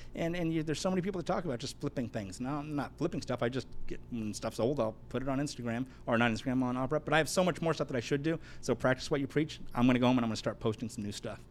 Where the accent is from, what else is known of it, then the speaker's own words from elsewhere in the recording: Los Angeles, California, United States; also born or lived in Hawaii; now in San Diego, United States; I'm that kid from the San Fernando Valley that touched the Lamborghini Countach